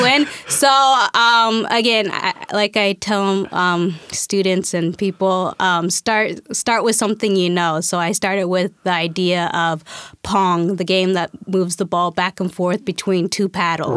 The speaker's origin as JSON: {"language": "English", "town": "Spokane", "region": "Washington", "country": "United States", "tie": "born or raised there", "also_born_or_lived": "Guatemala", "said": "I was adopted, um, by family in Spokane, Washington"}